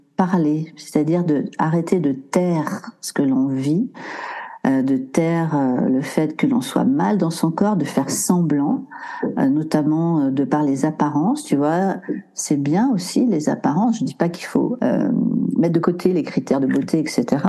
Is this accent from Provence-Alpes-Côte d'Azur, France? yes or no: no; Maurienne, Auvergne-Rhône-Alpes, France; also born or lived in Briançon; je suis née près de Briançon et j'ai grandi euh, près de la nature, euh, en Maurienne exactement.